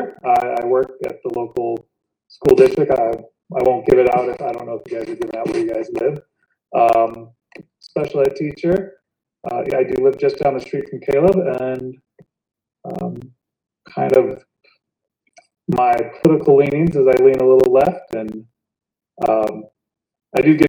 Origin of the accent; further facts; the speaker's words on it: South Bend, Indiana, United States; moved away as an adult; also born or lived in Hillsboro, North Dakota; now in California, United States; We grew up in Indiana, spent most of my time in Indiana, in South Bend, Indiana